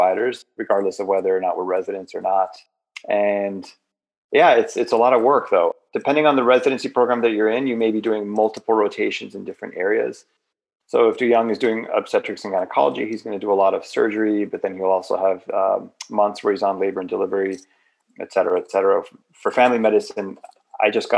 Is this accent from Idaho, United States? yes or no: no; Miami Beach, Florida, United States; moved away as an adult; also born or lived in Grand Rapids, Michigan; now in Michigan, United States; I grew up in Miami Beach, Florida, to immigrant parents